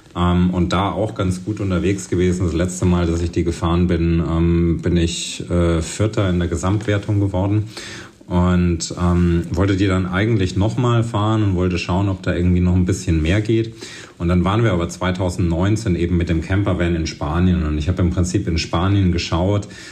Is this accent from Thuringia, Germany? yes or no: yes; Thuringia, Germany; moved away as an adult; also born or lived in Leipzig / Berlin; bin eben in Thüringen aufgewachsen und äh, bei mir um die Ecke in Ilmenau war so eine, äh, so eine Downhill World Cup Strecke